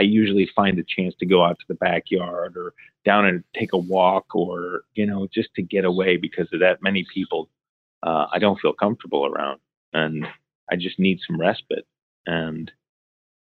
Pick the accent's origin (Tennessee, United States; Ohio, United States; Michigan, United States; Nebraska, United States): Ohio, United States; Growing up in Ohio, similar weather to Toronto